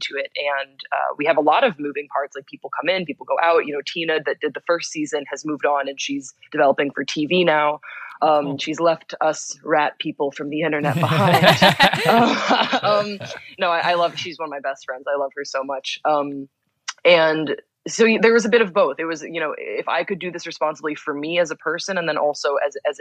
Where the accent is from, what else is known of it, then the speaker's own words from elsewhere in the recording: Belgium; moved away as an adult; now in United States; I grew up in Belgium, which is a very secular country.